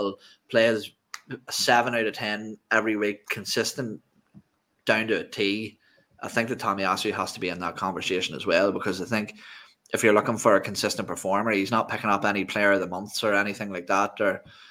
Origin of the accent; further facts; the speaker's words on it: Ireland; I'm Irish